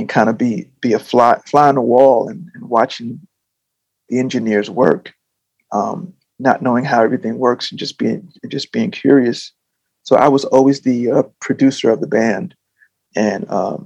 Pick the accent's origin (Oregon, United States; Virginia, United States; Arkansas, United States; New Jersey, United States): New Jersey, United States; growing up in New Jersey, I was in bands